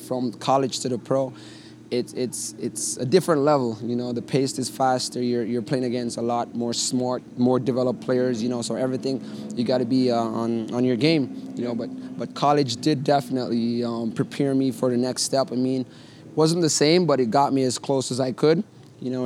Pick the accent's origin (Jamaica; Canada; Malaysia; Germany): Jamaica; moved away as an adult; also born or lived in Connecticut; Even leaving Jamaica, going to Connecticut was very tough. You know, I'm going from nice, hot Jamaica